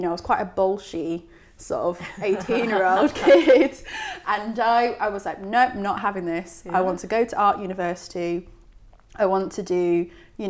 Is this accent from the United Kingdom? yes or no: yes; Essex, East of England, United Kingdom; also born or lived in High Wycombe; I did a little bit of growing up in High Wycombe, but mainly in Essex, where there are not many mountains